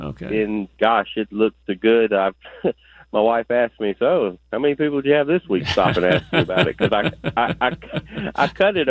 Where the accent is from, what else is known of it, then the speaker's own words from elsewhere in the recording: United States; I grew up in Muskogee County